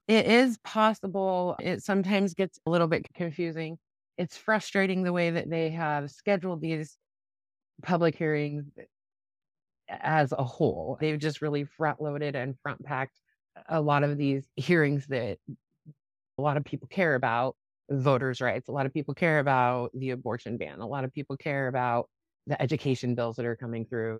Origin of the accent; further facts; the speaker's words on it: Grant, Nebraska, United States; in my hometown where I grew up in Grant, Nebraska, we didn't even have a D M V in that place